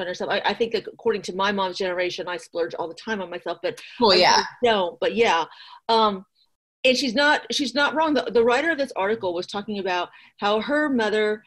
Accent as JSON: {"language": "English", "region": "Midwest", "country": "United States", "tie": "born or raised there", "moved": "yes", "lives_now": "Fairfax County, Virginia, United States", "said": "growing up in the Midwest, you could drive down rural roads and farmers would just have stands"}